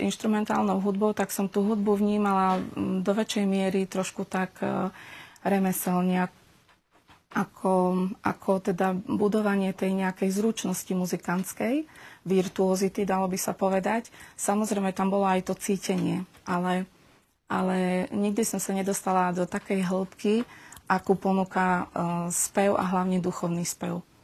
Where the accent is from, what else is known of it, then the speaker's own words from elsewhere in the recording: Humenné, Prešov Region, Slovakia; moved away as an adult; also born or lived in Uzhhorod, Ukraine / Borov, Slovakia / Bratislava, Slovakia; now in Prešov, Slovakia; potom sme sa presťahovali do Humenného. Takže Humenné beriem ako svoje rodné mesto.